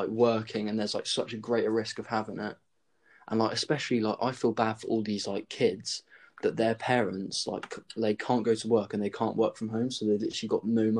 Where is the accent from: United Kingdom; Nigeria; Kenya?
United Kingdom; Dorset, South West England; we're from Dorset